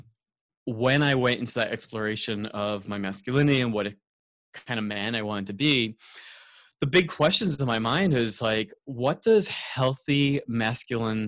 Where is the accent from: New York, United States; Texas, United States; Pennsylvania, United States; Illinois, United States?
New York, United States; Long Island; also born or lived in San Francisco, California / Los Angeles, California; now in San Diego, United States; I grew up on Long Island, New York, and I'm currently outside of San Diego, California.